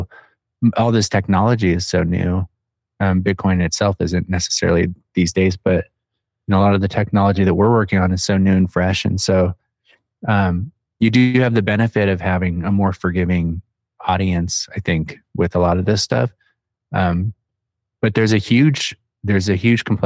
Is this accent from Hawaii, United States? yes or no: no; Phoenix, Arizona, United States; I'm from Phoenix, where everything's far away